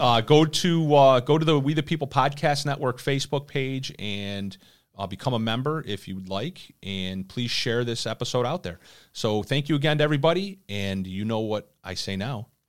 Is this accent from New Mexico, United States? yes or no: no; Irondequoit, New York, United States; my hometown right here in Aranda Coit, New York